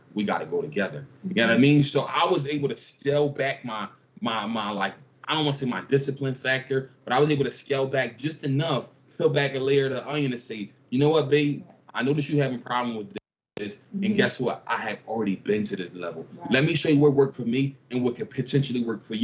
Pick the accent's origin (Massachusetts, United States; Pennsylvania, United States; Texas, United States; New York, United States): Pennsylvania, United States; Philadelphia; I grew up in North Philly, like the inner city